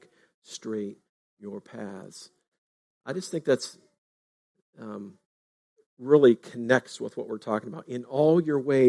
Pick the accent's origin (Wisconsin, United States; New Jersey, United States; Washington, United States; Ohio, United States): Ohio, United States; Fletcher; Fletcher, Ohio, my hometown.